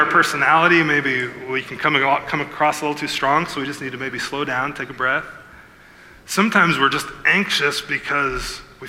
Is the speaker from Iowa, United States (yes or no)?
yes; Iowa, United States; now in Milford, United States; I live in Milford, but I grew up in Iowa.